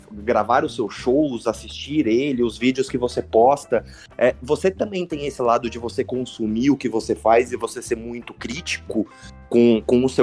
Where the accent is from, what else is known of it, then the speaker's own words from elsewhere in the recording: Osasco, São Paulo, Brazil; born there; now in São Paulo, Brazil; Não, eu sou nascido em Osasco e eu moro hoje em São Paulo.